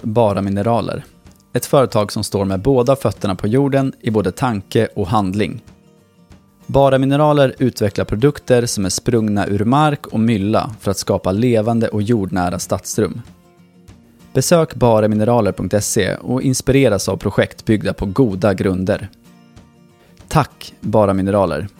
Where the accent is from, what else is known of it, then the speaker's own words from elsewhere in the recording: Nyköping, Södermanland, Sweden; jag växte upp i Nyköping